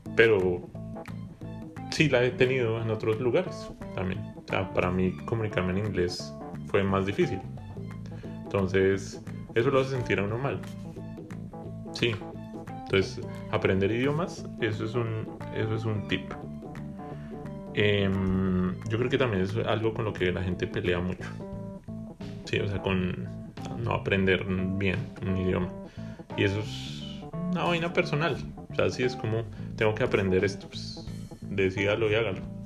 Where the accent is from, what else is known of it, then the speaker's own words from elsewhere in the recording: Bogotá, Colombia; now in Canada; Yo siempre voy a ser de Bogotá